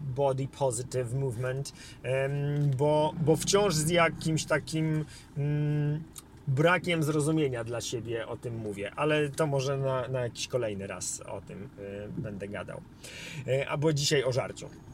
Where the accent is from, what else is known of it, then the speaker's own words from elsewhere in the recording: Warsaw, Masovian Voivodeship, Poland; ja wychowałem się w Polsce, e, w Warszawie